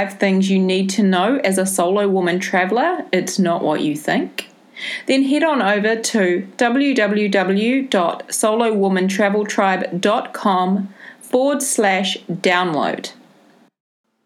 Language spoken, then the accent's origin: English; New Zealand; accent: Kiwi; my Kiwi accent can be a bit hard to understand when I talk too fast